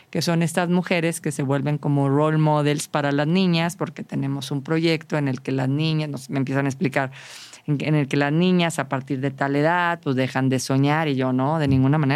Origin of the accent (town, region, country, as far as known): Saltillo, Coahuila, Mexico